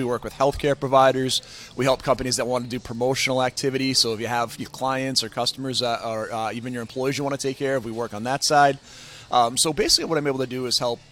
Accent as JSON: {"language": "English", "town": "Boston", "region": "Massachusetts", "country": "United States", "tie": "born or raised there", "lives_now": "Westwood, United States", "said": "I grew up in Boston"}